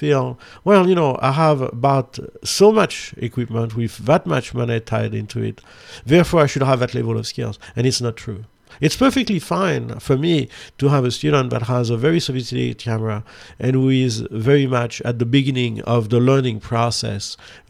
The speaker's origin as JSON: {"language": "English", "country": "France", "said": "I'm from France. I'm from the country of love."}